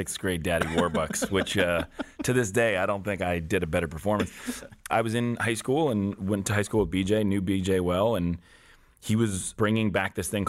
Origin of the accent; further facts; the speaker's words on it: Newton, Massachusetts, United States; I was born just outside of Boston in Newton, Mass